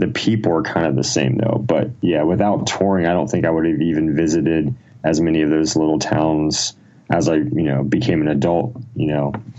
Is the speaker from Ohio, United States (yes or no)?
yes; Ohio, United States; I was born in Ohio, small town in Ohio. I've kind of lived in Ohio most of my life